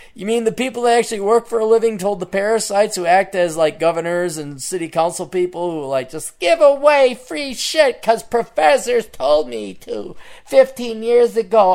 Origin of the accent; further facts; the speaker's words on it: Portland, Oregon, United States; I'm from Portland